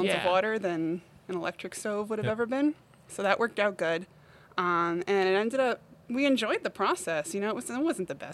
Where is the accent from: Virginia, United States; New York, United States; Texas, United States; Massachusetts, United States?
Massachusetts, United States; Eastern; moved away as an adult; also born or lived in Amherst, Massachusetts / Hadley, Massachusetts; now in Palmer, United States; I'm originally from Eastern Mass.